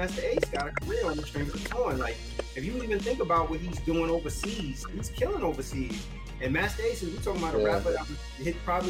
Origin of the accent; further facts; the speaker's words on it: New York City, New York, United States; I was born and raised in the Bronx